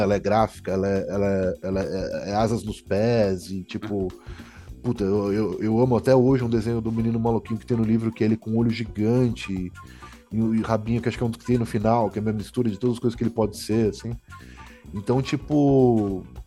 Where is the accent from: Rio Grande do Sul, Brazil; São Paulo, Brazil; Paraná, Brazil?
Paraná, Brazil; eu sou também do Paraná, uhum. assim, minha família, né, meu pai mora, morava lá